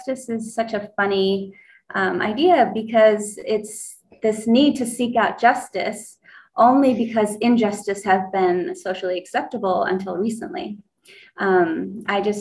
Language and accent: English; United States; moved away; I grew up on the Navajo reservation